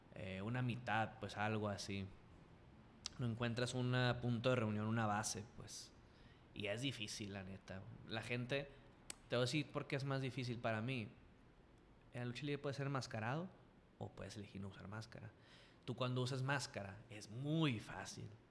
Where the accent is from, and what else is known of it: Culiacán, Sinaloa, Mexico; accent: culichi